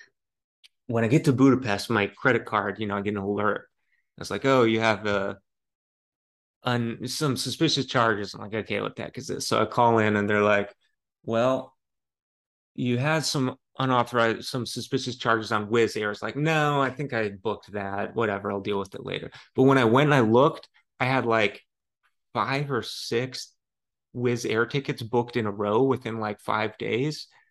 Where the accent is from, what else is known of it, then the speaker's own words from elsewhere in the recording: Lafayette, Colorado, United States; now in San Francisco, United States; I grew up in Lafayette, Colorado, beautiful Lafayette, Colorado